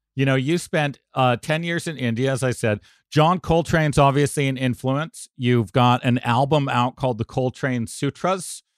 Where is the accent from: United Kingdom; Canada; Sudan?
Canada; Toronto, Ontario; I'm from Toronto